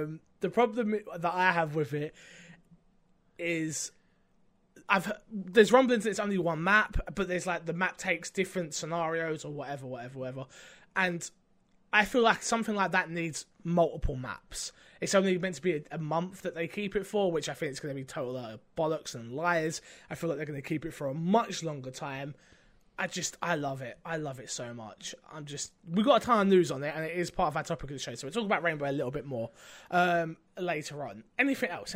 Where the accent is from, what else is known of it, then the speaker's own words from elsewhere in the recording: United Kingdom; 'cause I'm British.